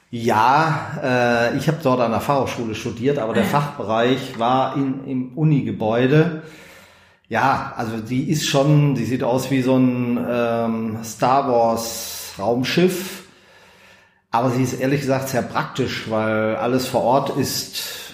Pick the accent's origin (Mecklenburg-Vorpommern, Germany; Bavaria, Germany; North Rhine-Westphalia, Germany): North Rhine-Westphalia, Germany; Bad Salzuflen; also born or lived in Schwäbisch Gmünd / Göppingen district; now in Bünde, Germany; Also bin in Bad Salzuflen aufgewachsen, im Kreis Lippe